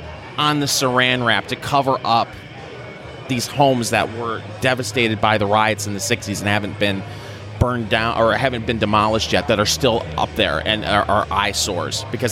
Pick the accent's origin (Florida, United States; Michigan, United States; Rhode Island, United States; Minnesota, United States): Michigan, United States; a town 90 miles north of Detroit; I'm from a town 90 miles north of Detroit. But when you're in Michigan and you grow up in Michigan, especially on the in mid-Michigan or the east side of the state, you feel like you're part of Detroit.